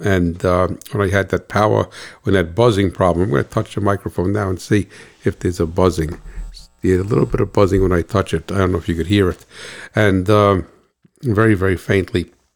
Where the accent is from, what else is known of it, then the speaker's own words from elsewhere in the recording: United States; I'm an American